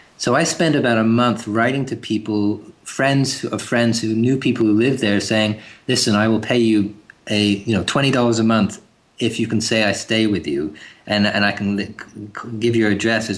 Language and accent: English; England, United Kingdom; now in Canada; You mean growing up in England?